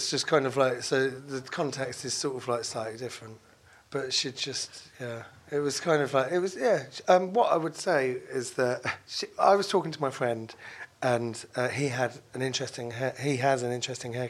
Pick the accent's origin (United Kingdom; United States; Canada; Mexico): United Kingdom; London; I grew up in London